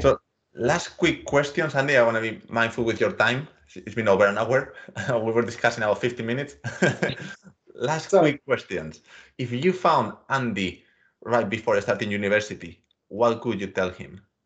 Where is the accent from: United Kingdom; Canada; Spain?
Spain; Mediterranean coast; I come from the Mediterranean coast of Spain